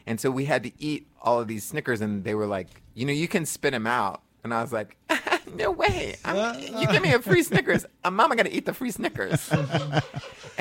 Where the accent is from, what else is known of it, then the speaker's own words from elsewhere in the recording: San Antonio, Texas, United States; moved away as an adult; also born or lived in Denver; now in New York, United States; I grew up in Texas